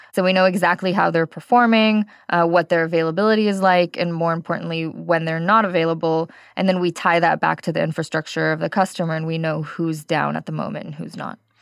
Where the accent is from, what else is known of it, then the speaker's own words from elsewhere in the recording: California, United States; moved away as an adult; now in Israel; I am actually originally from California, worked in the Bay Area, was a developer there and then a team lead